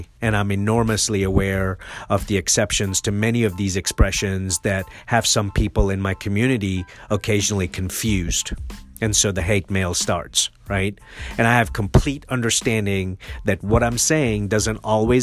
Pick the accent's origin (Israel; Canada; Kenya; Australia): Kenya; Nairobi; also born or lived in Mombasa, Kenya; now in United States; I'm an immigrant and I was born in Mombasa and raised in Nairobi